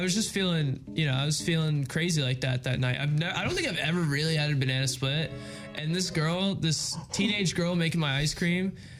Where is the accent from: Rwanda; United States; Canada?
United States; Freehold, New Jersey; also born or lived in Howell, New Jersey; I'm from Freehold. That's Monmouth County.